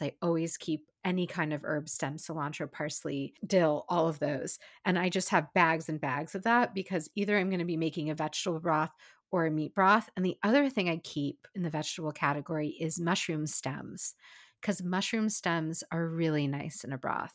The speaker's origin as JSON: {"language": "English", "town": "Seattle", "region": "Washington", "country": "United States", "tie": "born or raised there", "said": "Seattle, my hometown"}